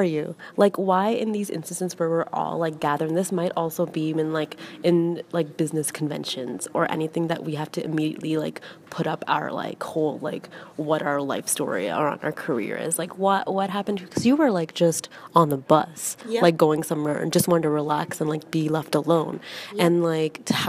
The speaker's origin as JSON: {"language": "English", "town": "Toronto", "region": "Ontario", "country": "Canada", "said": "where I'm from, Toronto."}